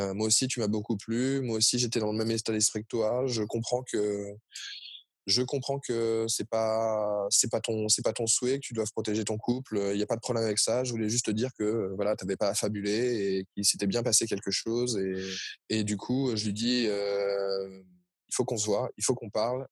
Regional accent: Paris, Île-de-France, France; je suis de Paris

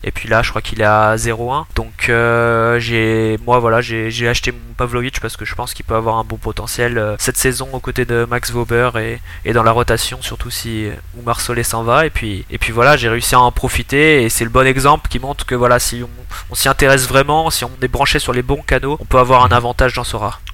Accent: Montpellier, Occitania, France; moved away as an adult; also born or lived in New Caledonia; now in Switzerland; je suis originaire de Montpellier.

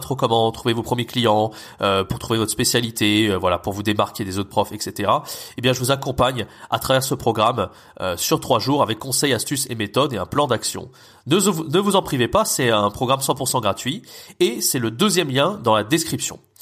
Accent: France; first language French; nous, en tant que Français natifs

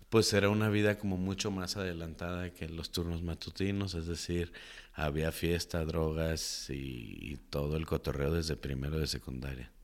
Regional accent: Guadalajara, Jalisco, Mexico; crecí en Santa Tere, en el mero barrio muy movido, Jesús García e Iturbide

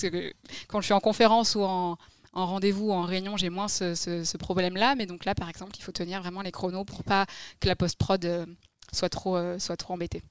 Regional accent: Libourne, Nouvelle-Aquitaine, France; also born or lived in Massy; je suis très très vite arrivée dans ma région d'origine

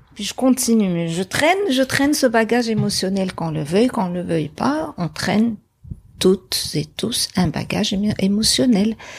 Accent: Casablanca, Casablanca-Settat, Morocco; moved away as an adult; now in Montreal, Canada; J'ai grandi à Casablanca. Puis euh, j'ai grandi dans le centre-ville de Casablanca

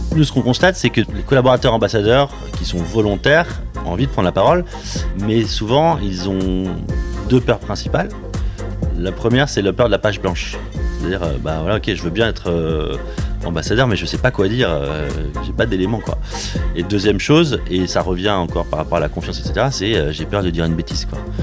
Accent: Paris, Île-de-France, France; moved away as an adult; also born or lived in Rennes; je suis d'origine parisienne. Donc je suis un Parisien, j'ai fait mes, mes, études, on va dire, avant le, avant le bac à Paris.

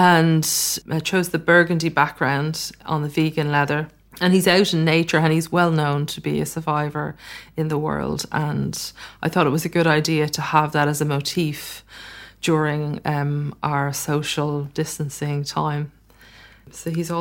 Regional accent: Ireland; I grew up in Ireland

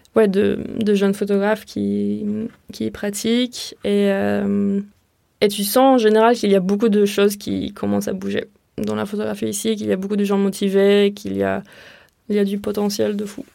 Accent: near Marseille, Provence-Alpes-Côte d'Azur, France; also born or lived in Tel Aviv, Israel / Rotterdam, Netherlands / New York, United States; now in Marseille, France; ensuite, ma famille et moi, on a déménagé dans la Provence, aux alentours de Marseille

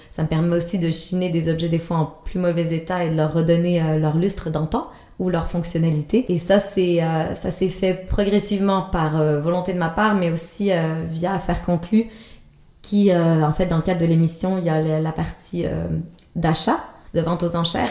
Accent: Quebec, Canada; accent: Québécois; now in Switzerland; mon accent québécois

